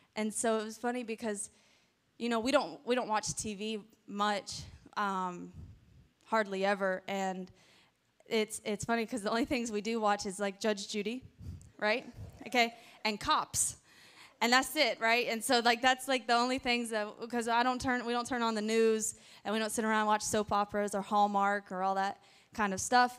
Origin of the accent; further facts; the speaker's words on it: Pensacola, Florida, United States; I was born in Pensacola, Florida. So Escambia County, Santa Rosa County in that area.